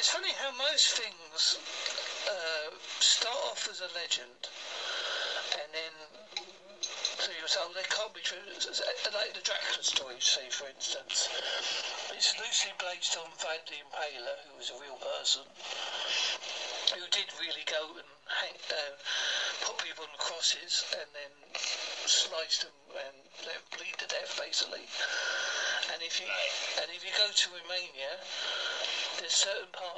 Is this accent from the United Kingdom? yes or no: yes; Essex and Devon, England, United Kingdom; accent: Essex and Devon; my accent's a combination of Essex and Devon